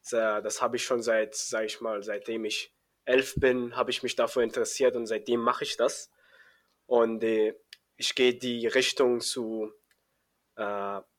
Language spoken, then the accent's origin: German; Afghanistan; also born or lived in Iran; now in Germany; Also ich komme aus äh, Afghanistan, aber äh, ich bin in Iran geboren und äh, das Problem, warum ich hier, sage ich mal, nach Deutschland gekommen bin, wir dürfen nicht in Iran leben, also wir Afghaner dürfen da nicht leben